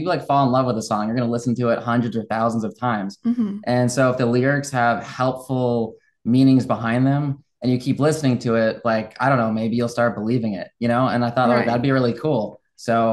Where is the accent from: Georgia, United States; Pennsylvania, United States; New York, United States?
New York, United States; just north of New York City, United States; moved away as an adult; also born or lived in Clearwater, Florida / Naples, Florida / Midwest; now in Florida, United States; I grew up just north of New York City